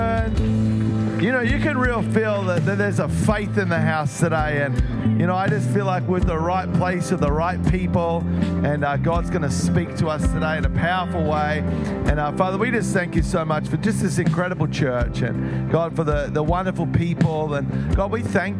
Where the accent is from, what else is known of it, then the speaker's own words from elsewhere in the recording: Melbourne, Victoria, Australia; I grew up in Melbourne